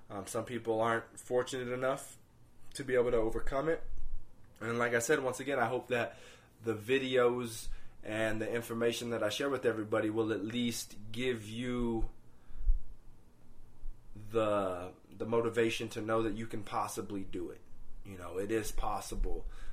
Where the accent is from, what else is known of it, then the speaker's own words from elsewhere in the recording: Greeley area, Denver metro area, Colorado, United States; now in Denver, United States; we actually always went to church until we moved away from the Greeley area up to the metro area of Denver. And then, of course, once we came up here